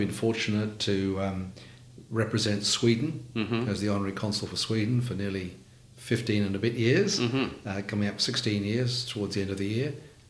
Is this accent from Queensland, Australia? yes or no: yes; Bundaberg, Queensland, Australia; also born or lived in London; So I had the benefit of being brought up in Bundaberg.